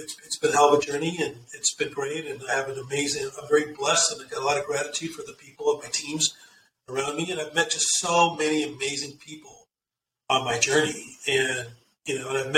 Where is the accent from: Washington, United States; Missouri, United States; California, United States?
California, United States; Southern; I'm born and bred in Southern California. I'm a Southern California boy, and the family is from India.